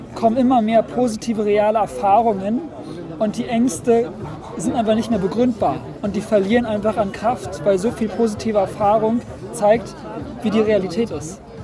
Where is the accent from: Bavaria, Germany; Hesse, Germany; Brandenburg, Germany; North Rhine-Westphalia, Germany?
Brandenburg, Germany; Potsdam; also born or lived in Berlin; now in Thuringia, Germany; Ich bin in Berlin geboren, in Potsdam groß geworden und lebe jetzt auf einem recht autarken